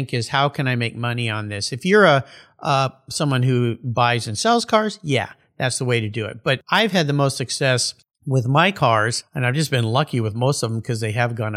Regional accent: Southern California, United States; now in Pacific Northwest, United States; I grew up in California where it's sunny

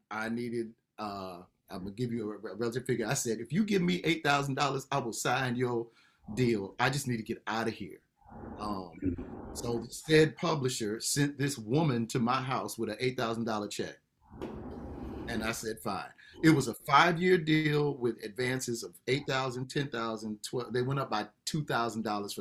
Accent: Los Angeles, California, United States; now in Atlanta, United States; on KJLH or, you know, y'all in my hometown

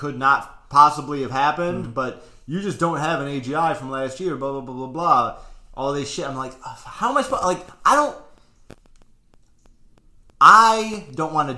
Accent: Michigan, United States; now in Illinois, United States; I also don't have an Illinois driver's license because I'm from Michigan.

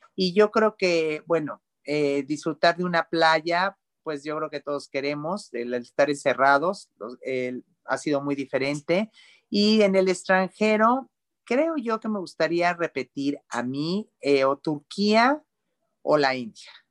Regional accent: Mexico; como mexicanos

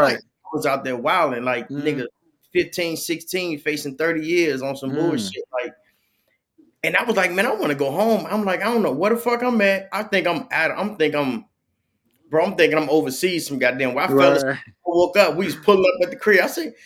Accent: Peoria, Illinois, United States; also born or lived in Chicago, Illinois; we from Chicago. Mm. You know what I'm saying? And we was raised in Peoria.

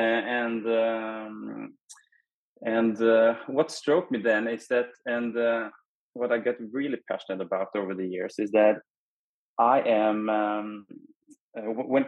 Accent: Norway; I'm from Norway.

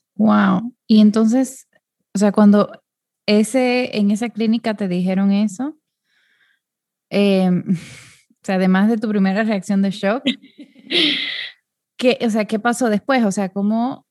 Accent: Dominican Republic; yo soy de República Dominicana, que es un país muy pequeño

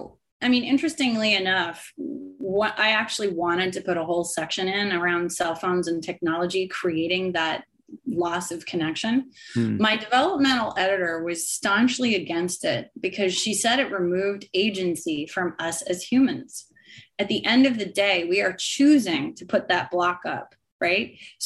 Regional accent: Canada; And for me as a Canadian, we had Boxing Day.

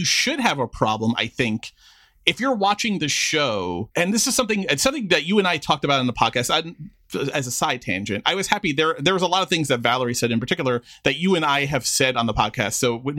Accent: Queens, New York, United States; so I grew up in Queens, like you said, which Queens doesn't really have an accent of its own, but Long Island certainly.

